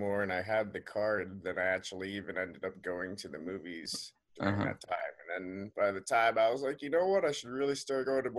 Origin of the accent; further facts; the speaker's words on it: Long Island, New York, United States; moved away; I was back in my hometown in Long Island